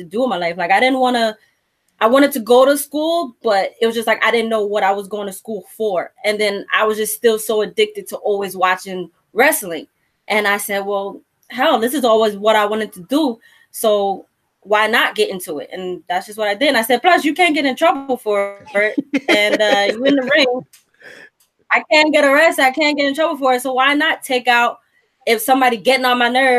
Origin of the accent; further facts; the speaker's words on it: Newark, New Jersey, United States; I grew up in Jersey. I'm from the streets